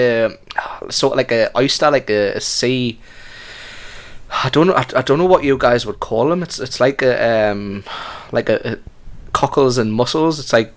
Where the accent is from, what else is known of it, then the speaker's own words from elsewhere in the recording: Geordie, North East England, United Kingdom; accent: Geordie; moved away; I think I'm a Jordy trapped in an American. I think I'm American trapped in a Jordy body.